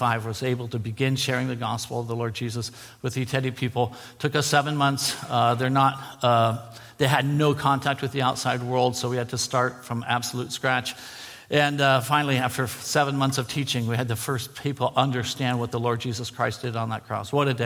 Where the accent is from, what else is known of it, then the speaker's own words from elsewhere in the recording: San Diego, California, United States; moved away as an adult; also born or lived in San Francisco / Sepik Basin, Papua New Guinea; I was born in San Francisco, raised in San Diego